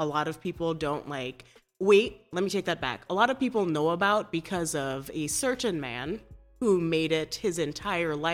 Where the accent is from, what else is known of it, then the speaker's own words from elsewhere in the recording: Trinidad & Tobago; also born or lived in Burlington, Vermont; now in Chicago, United States; I'm from Trinidad and Tobago, small island off the coast of Venezuela